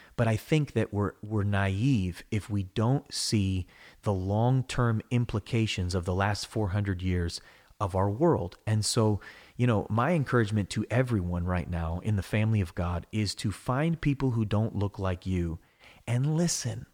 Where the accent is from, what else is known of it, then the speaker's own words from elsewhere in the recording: United States; I'm an American. I love America